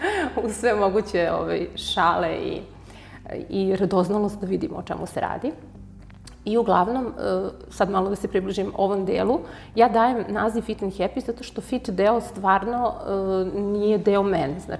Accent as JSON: {"language": "Croatian", "region": "Belgrade", "country": "Serbia", "moved": "as an adult", "lives_now": "Niš, Serbia", "said": "U Nišu sam, preselila sam se, inače sam iz Beograda, ovde sam se udala."}